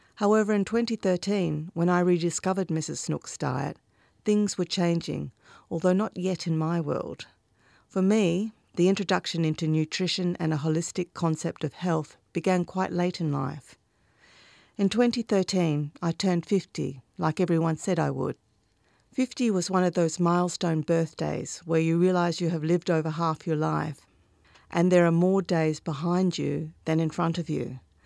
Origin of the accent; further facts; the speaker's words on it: Northampton, Western Australia, Australia; I grew up in Northampton, a small town in the Midwest region of Western Australia